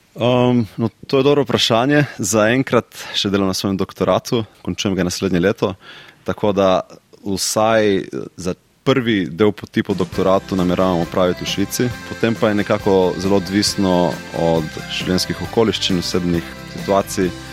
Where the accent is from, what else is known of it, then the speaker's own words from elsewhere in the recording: Slovenia; now in Switzerland; Slovenci smo